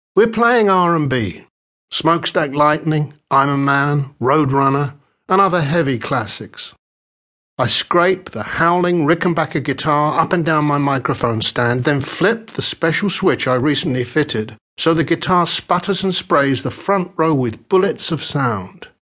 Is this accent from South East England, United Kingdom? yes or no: no; London, United Kingdom; I was born in West London just as the devastating Second World War came to a close.